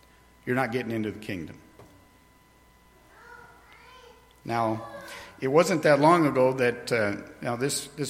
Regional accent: New York, United States; where I grew up in New York

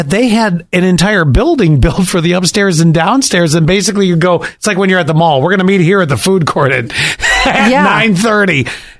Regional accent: Buffalo, New York, United States; growing up in Buffalo

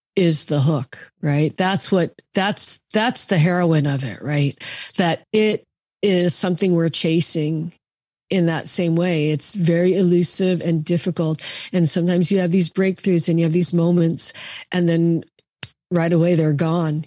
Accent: Seattle, Washington, United States; moved away; I grew up in Seattle

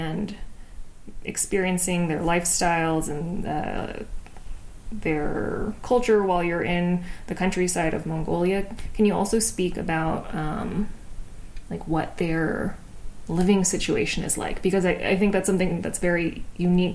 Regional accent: United States; I'm from the States

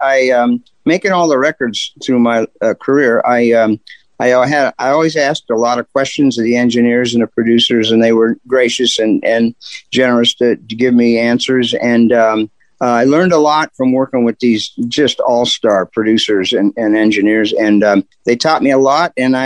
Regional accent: Canton, Ohio, United States; I'm from here. I'm from Canton.

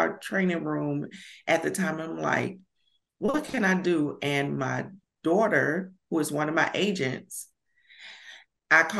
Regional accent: Alabama, United States; accent: country; I'm from Alabama. So I'm a Bama girl. And every time I get on video, I'm like, I sound so country.

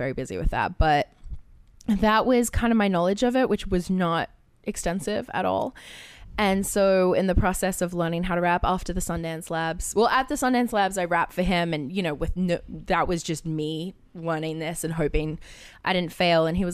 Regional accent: Australia; I grew up in Australia

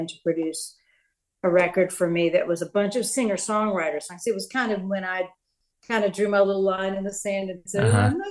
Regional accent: East Tennessee, United States; I'm from East Tennessee. My roots are very much in like folk and Americana and bluegrass.

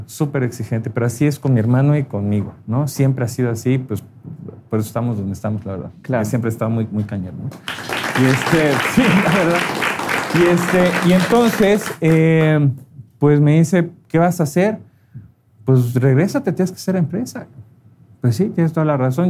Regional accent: Mexico City, Mexico; yo soy oriundo de la Ciudad de México

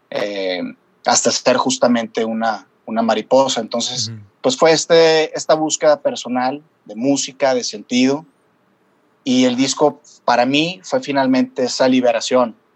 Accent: Torreón, Coahuila, Mexico; moved away as an adult; now in Guadalajara, Mexico; me tomó desde los 23 años, que yo me salí de la ciudad de Torreón para llegar a Guadalajara

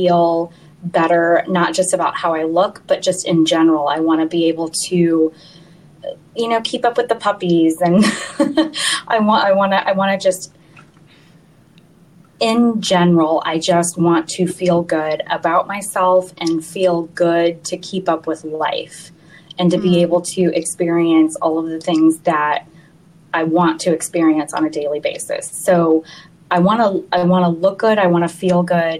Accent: Missouri, United States; moved away as an adult; now in Knoxville, United States; I'm originally from mid-Missouri

